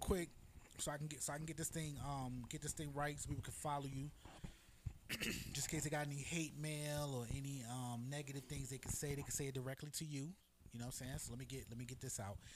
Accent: New York City, New York, United States; now in Tampa, United States; I'm from New York. You know what I'm saying? From the Bronx

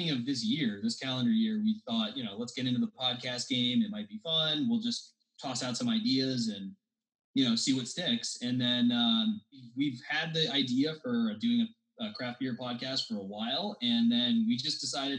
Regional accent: Southern New Hampshire, United States; We grew up in Southern New Hampshire together

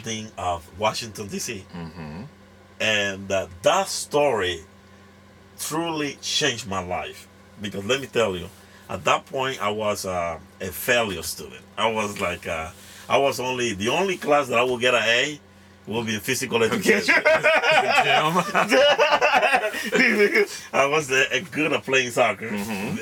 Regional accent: La Ceiba, Atlántida, Honduras; English is a second language; also born or lived in Tegucigalpa, Honduras; now in United States; I grew up in, was born and raised in La Ceiba, Honduras.

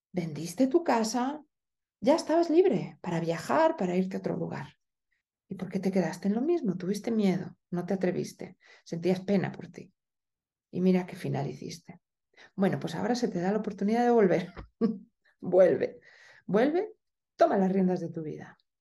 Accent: Spain; moved away; also born or lived in Italy; en España hablamos como de una manera muy directa, pero también muy agresiva

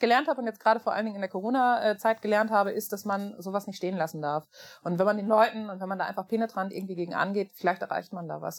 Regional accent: small town near Münster, North Rhine-Westphalia, Germany; Es ist eine Kleinstadt ähm, in der Nähe von Münster.

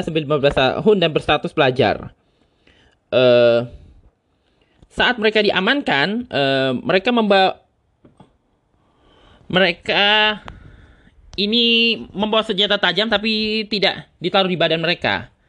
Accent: Tangerang, Banten, Indonesia; Dan ini kebetulan saja terjadi di daerah gua, lebih tepatnya di Jati Uwung.

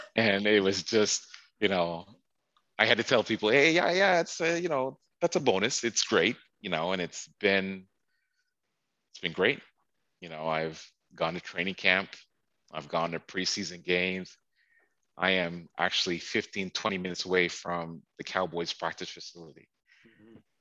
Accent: Toronto, Ontario, Canada; moved away as an adult; also born or lived in Chicago / Washington, District of Columbia, United States; I grew up in Toronto all my life

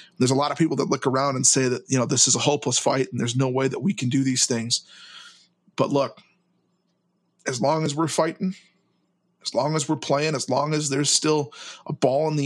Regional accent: Minneapolis–Saint Paul, Minnesota, United States; I'm from the Twin Cities

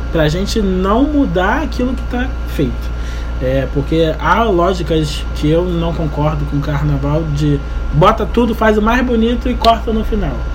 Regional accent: Rio de Janeiro, Brazil; nascido e criado na Leopoldina.

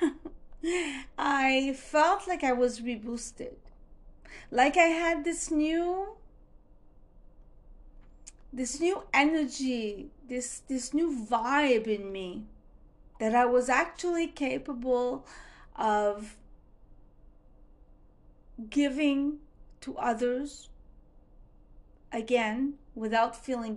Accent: Montreal, Quebec, Canada; I'm from Montreal, Canada

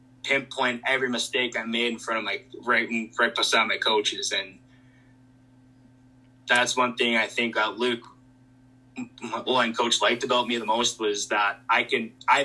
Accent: Canada; growing up in Canada, it was always about hockey

